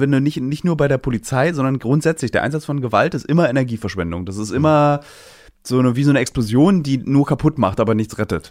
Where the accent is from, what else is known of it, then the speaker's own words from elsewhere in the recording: Berlin, Germany; Ich bin einer als Berliner